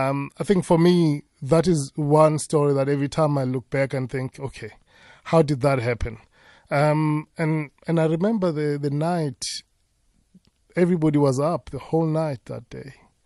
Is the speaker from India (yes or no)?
no; Amersfoort, Mpumalanga, South Africa; also born or lived in Ermelo; I grew up in Tahakral, Tahakral is just in that one horse town called Amersfoort